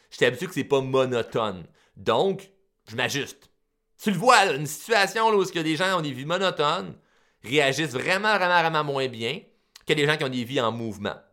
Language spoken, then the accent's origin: French; Repentigny, Quebec, Canada; Euh, je suis né à Repentigny. Euh, je me suis fait baptiser à Repentigny. Je me suis. J'ai étudié à Repentigny.